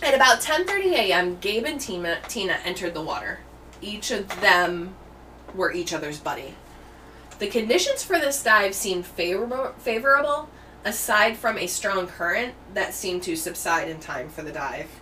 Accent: United States; I'm American

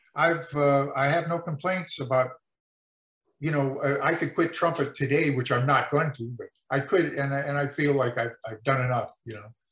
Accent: El Monte, California, United States; also born or lived in Mexico; I grew up in El Monte, California

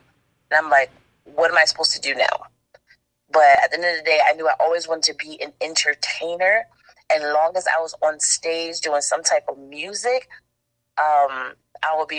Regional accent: Connecticut, United States; now in South Carolina, United States; Connecticut is dope because it's my home, but I'm actually out here in South Carolina now. Like, I moved to South Carolina

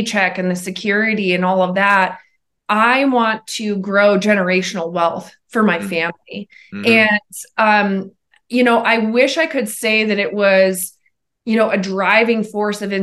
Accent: Montana, United States; now in Colorado, United States; I'm born and raised in Montana

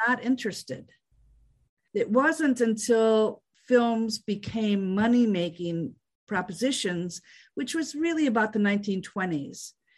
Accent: Fargo, North Dakota, United States; I grew up in Fargo, North Dakota

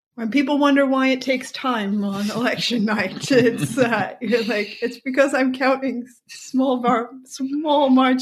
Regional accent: Sweden; watching the TV series Law and Order growing up in Sweden

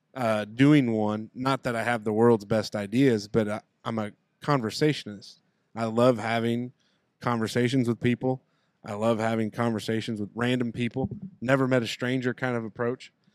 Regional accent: Southern Indiana, United States; we love Southern Indiana and we love our home

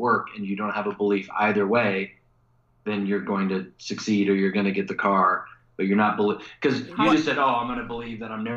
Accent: Missouri, United States; I'm from Missouri

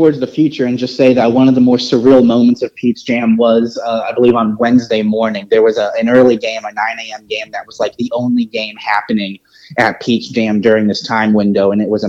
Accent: North Texas, United States; moved away; I'm from North Texas originally

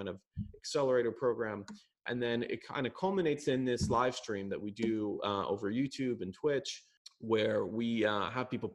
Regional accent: Jerusalem, Jerusalem District, Israel; I was born in Jerusalem.

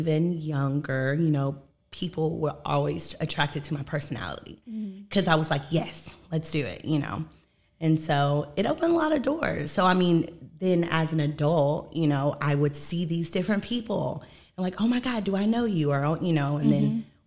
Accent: Evansville, Indiana, United States; Born and raised, Evansville, Indiana.

